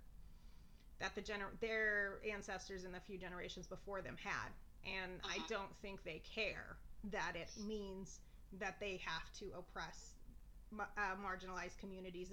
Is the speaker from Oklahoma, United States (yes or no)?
yes; rural Oklahoma, United States; growing up in Oklahoma, particularly in rural Oklahoma